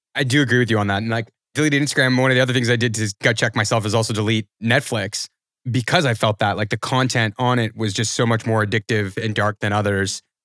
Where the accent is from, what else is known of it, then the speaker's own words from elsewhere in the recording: Canada; I'm Canadian